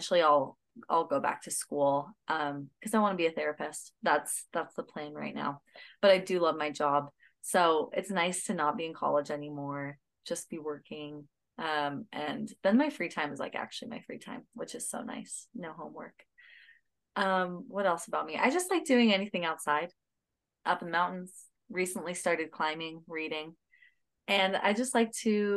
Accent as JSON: {"language": "English", "town": "Pleasant Grove", "region": "Utah", "country": "United States", "tie": "born or raised there", "said": "I grew up in Pleasant Grove, just Utah County, and lived there my whole life."}